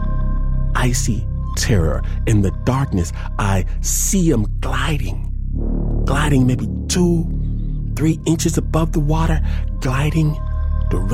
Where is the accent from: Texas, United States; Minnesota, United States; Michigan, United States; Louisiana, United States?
Michigan, United States; I'm from Michigan